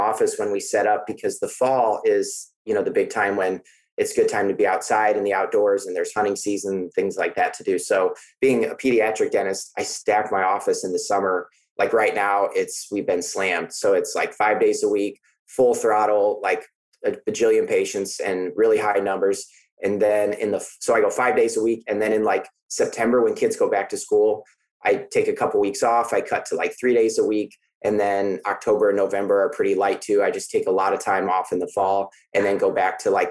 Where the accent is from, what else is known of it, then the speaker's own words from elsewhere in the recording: Iowa, United States; now in Troy, Missouri, United States; I'm initially from Iowa.